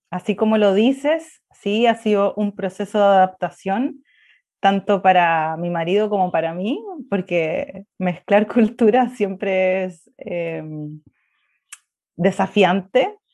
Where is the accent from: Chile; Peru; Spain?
Chile; el chileno es un poco como el andaluz, no pronunciamos las heces estrés, cómo está, y hablamos muy, es un poco enredado y rápido.